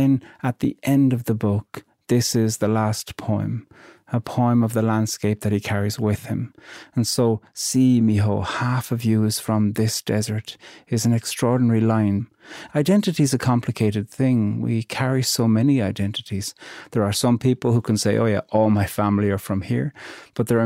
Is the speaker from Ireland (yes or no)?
yes; Ireland